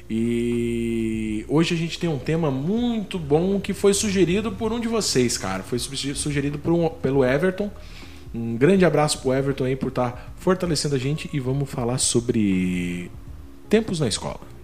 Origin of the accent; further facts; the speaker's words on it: Santa Catarina, Brazil; also born or lived in Paraná; Eu nasci no Paraná, daí eu vim muito novo para Santa Catarina. Fiquei em Santa Catarina mais ou menos até os 14 anos